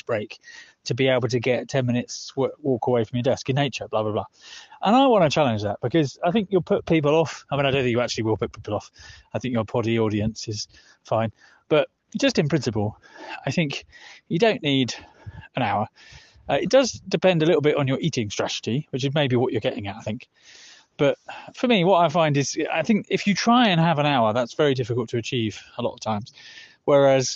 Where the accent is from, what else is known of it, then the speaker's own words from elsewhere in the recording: United Kingdom; moved away; I'm back in the UK in my hometown